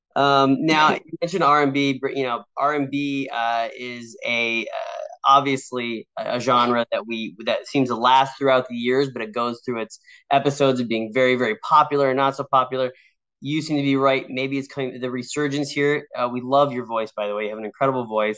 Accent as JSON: {"language": "English", "region": "West Coast", "country": "United States", "tie": "born or raised there", "said": "I grew up on the West Coast"}